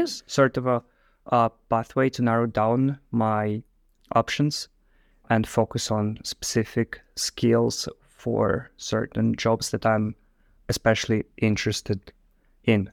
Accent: Moscow, Russia; moved away as an adult; also born or lived in Ireland; now in Netherlands; I'm also from Russia, from, like, Moscow itself

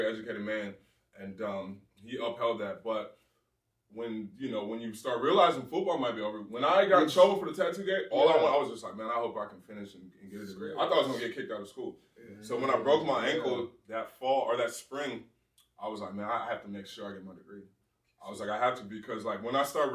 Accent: California, United States; moved away; also born or lived in Ohio; I'm from California.

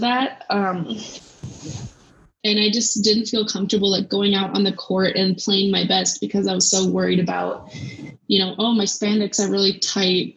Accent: United States; we're both American

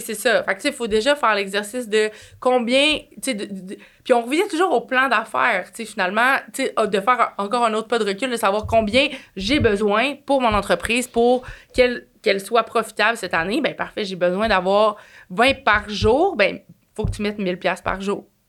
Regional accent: Quebec City, Quebec, Canada; je viens de Québec

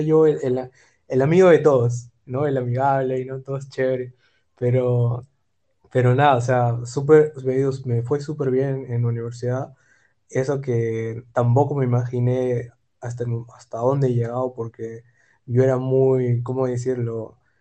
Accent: Peru; also born or lived in Germany; Yo de Perú

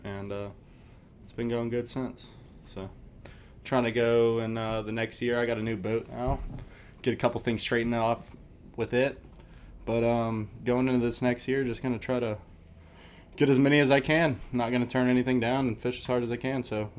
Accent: Middleburg, Florida, United States; born or raised there

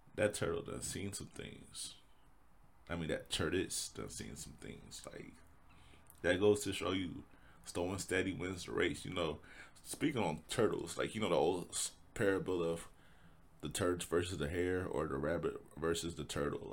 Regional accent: Indianapolis, Indiana, United States; Born and raised in Indy, Indianapolis, Indiana

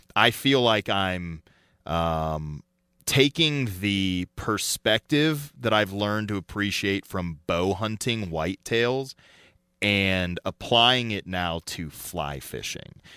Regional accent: Colorado, United States; growing up in Colorado, snow caving, skiing

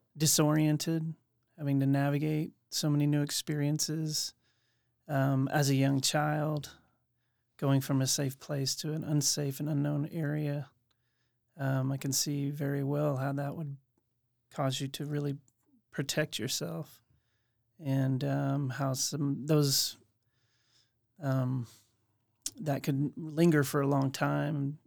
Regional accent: Oklahoma City, Oklahoma, United States; I was born and raised in Oklahoma City, and, uh, I've stuck around

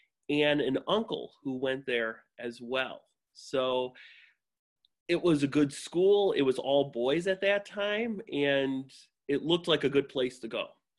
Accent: Calumet City, Illinois, United States; I grew up just south of the city in Calumet City.

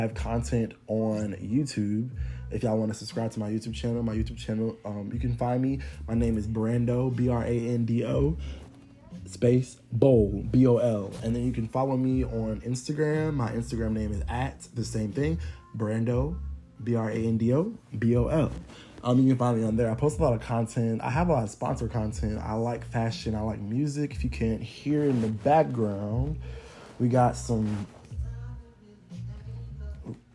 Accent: Atlanta, Georgia, United States; I am from Atlanta, Georgia

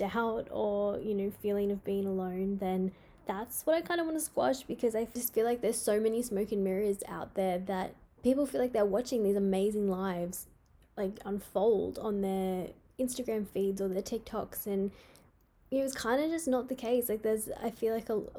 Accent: Queensland, Australia; in my hometown anyway, we had the Logies up here in Queensland

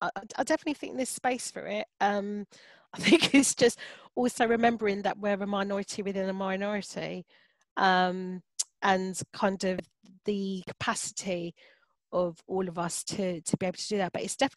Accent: London, United Kingdom; I'm born and bred in Hackney

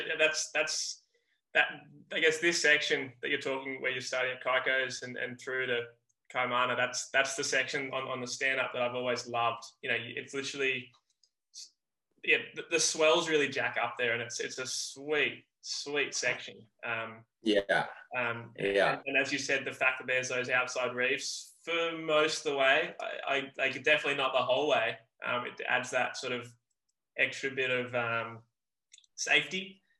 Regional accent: Hawaii Kai, Hawaii, United States; Like when I'm from Hawaii Kai and we finish it.

